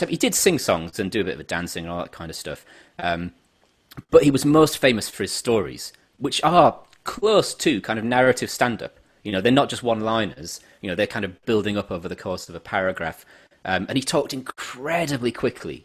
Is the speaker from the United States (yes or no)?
no; England, United Kingdom; as an Englishman